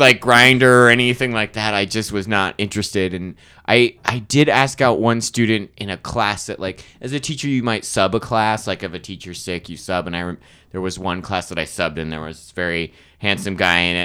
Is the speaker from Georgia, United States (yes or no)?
no; Arizona, United States; I'm from Arizona. My, my family, uh, I grew up in Arizona